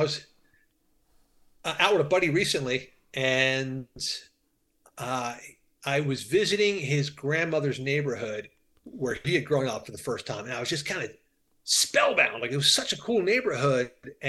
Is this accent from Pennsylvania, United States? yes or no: yes; Philadelphia, Pennsylvania, United States; also born or lived in Africa; I'm from Philadelphia.